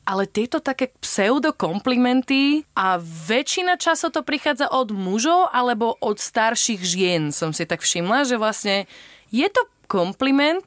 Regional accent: Slovakia; moved away as an adult; now in Madeira, Portugal; mali sme rodičov z iných krajín, ale vyrastali sme na Slovensko

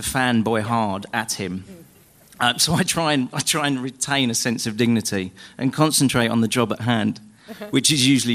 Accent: Croydon, London, United Kingdom; I'm from South Croydon, so I didn't even have to do an accent or anything.

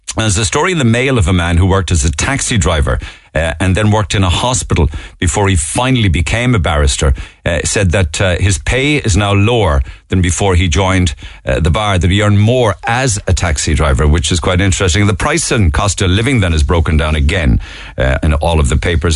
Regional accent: Ireland; we're Irish

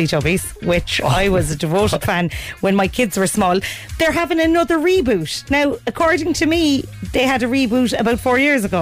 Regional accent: Cork, Munster, Ireland; I'm from Cork

